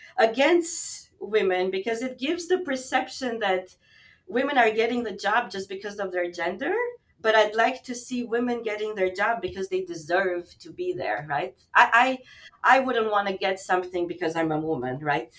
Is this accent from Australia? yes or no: no; Albania; now in Montreal, Canada; I'm actually originally from Albania